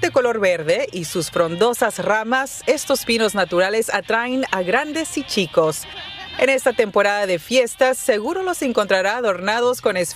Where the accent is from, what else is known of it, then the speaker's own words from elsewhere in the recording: Celaya, Guanajuato, Mexico; Nos duele como celayenses, nos duele como amistad, nos duele como mexicanos que estemos viviendo tanta violencia.